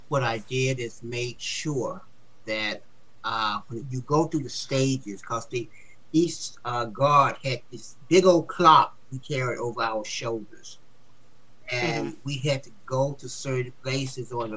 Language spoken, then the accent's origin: English; Atlanta, Georgia, United States; moved away; I'm from Atlanta in Stockton